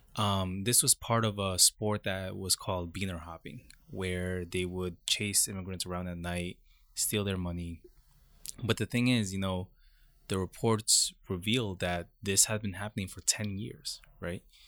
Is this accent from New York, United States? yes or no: yes; Brentwood, New York, United States; also born or lived in Queens, New York; I was born in Queens, And, um, by the time I started kindergarten, I, my family moved to Long Island to a community called Brentwood.